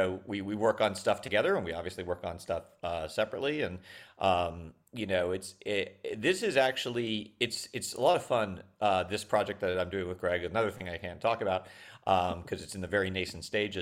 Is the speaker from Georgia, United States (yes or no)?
no; Long Island, New York, United States; I'm from New York. Yeah. And I'm from Long Island specifically.